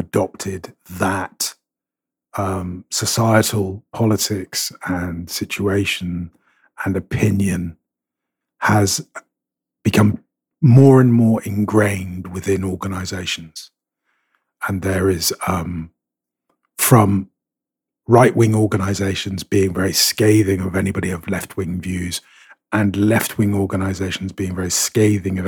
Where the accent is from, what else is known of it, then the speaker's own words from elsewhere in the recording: Scotland, United Kingdom; I'm Scottish and I'm Catholic, so that makes me a Celtic fan